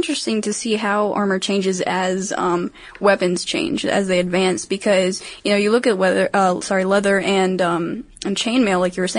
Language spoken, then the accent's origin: English; Maryland, United States; I'm from Maryland, in case you didn't know, and jousting is actually our official sport.